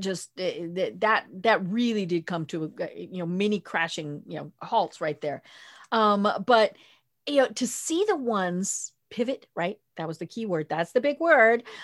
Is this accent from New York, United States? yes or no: no; Colorado, United States; moved away; I'm from Colorado